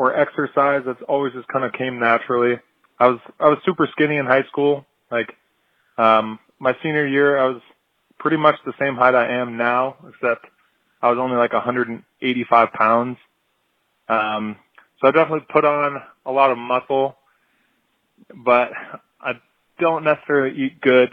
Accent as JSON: {"language": "English", "town": "Seattle", "region": "Washington", "country": "United States", "also_born_or_lived": "Fort Myers, Florida", "moved": "as an adult", "said": "I'm from Seattle, Washington"}